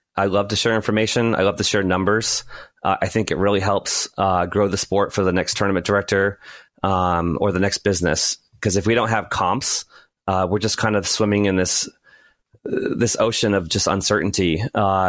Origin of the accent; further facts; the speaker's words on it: New England, United States; I'm from New England, and some people call me masshole